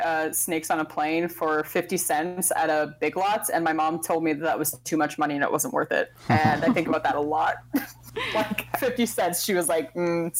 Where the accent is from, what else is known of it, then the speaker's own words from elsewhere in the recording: Terre Haute, Indiana, United States; now in California, United States; I grew up in Terre Haute, Indiana.